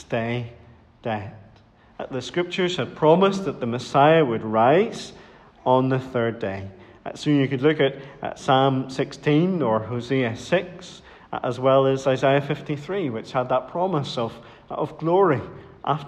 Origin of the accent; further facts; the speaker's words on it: Dromore, Northern Ireland, United Kingdom; Whenever I was growing up in Dromore